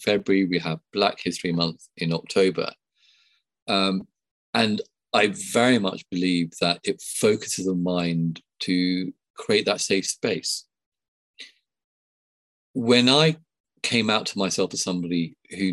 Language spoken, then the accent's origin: English; Sri Lanka; now in United Kingdom; I was born in Sri Lanka, a first generation immigrant